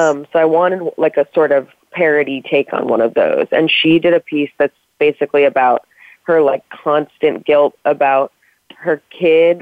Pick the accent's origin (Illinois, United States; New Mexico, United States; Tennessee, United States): Illinois, United States; Chicago; moved away; also born or lived in Princeton; I grew up near Second City in Chicago